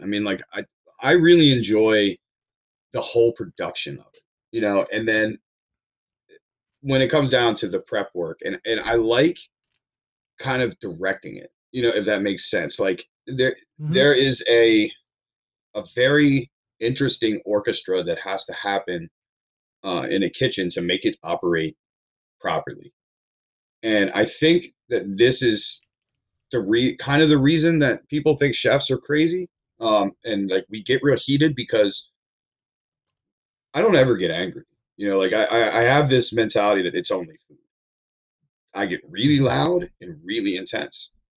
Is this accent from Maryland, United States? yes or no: yes; Ellicott City, Maryland, United States; also born or lived in Hawaii / Baltimore; we moved from Hawaii to Maryland when I was four. So yeah. I'm not from Hawaii. I'm from Maryland. No. You know, like, yeah. I grew up in Ellicott City, and, you know, I lived there until I moved to Baltimore City and then some other traveling